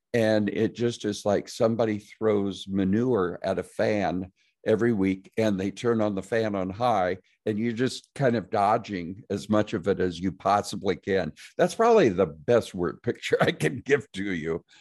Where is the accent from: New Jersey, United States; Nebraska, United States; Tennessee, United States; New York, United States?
Nebraska, United States; I'm from Nebraska